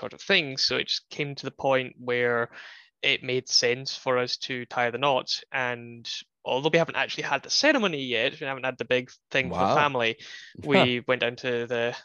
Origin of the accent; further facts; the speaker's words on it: United Kingdom; moved away as an adult; now in United States; when I was back home in the UK